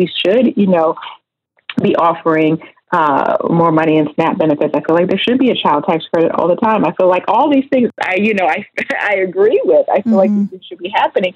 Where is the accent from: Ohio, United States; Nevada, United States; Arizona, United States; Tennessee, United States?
Ohio, United States; Oberlin; I was raised in Oberlin, Ohio, and we are very proud of being a part of the Underground Railroad